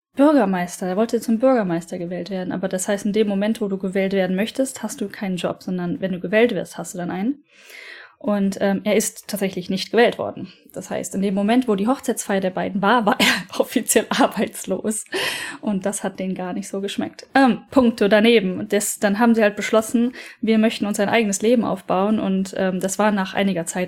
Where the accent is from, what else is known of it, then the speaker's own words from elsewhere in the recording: Aachen, North Rhine-Westphalia, Germany; moved away as an adult; also born or lived in Norway; now in Japan; dem Standesamt in Aachen in Verbindung gesetzt. Das ist mein Geburtsort